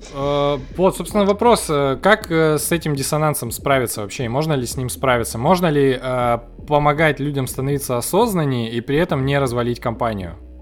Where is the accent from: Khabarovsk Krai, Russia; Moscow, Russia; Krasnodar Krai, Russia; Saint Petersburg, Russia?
Khabarovsk Krai, Russia; Khabarovsk; мы из Хабаровска